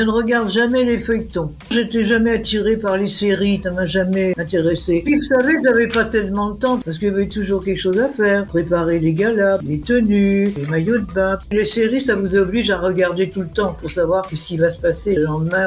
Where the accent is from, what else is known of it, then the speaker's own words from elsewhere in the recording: Lorraine, Grand Est, France; moved away; also born or lived in Paris; Je suis Lorraine, mon père est ingénieur.